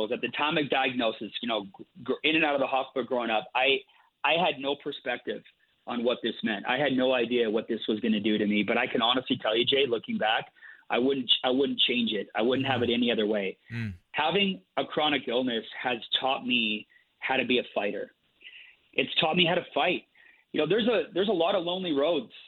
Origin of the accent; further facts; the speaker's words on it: Calgary, Alberta, Canada; I was born in Calgary, Alberta, Canada, way up north here. It's currently snowing here today, but I was born here.